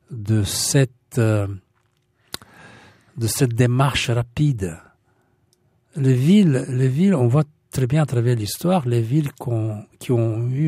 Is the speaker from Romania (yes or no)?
yes; Bucharest, Romania; moved away; Mais quand nous sommes partis de Bucarest, à Roumanie, on avait la... On était décidé on avait quatre choix. Euh, le Canada, les États-Unis, euh, l'Australie et la Nouvelle-Zélande.